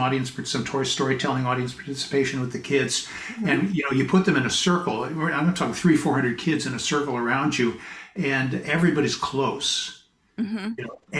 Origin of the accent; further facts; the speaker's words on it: Pasadena, California, United States; moved away as an adult; also born or lived in Boston; now in British Columbia, Canada; I was born in Pasadena, California. Oh. Spent most of my first 20 years there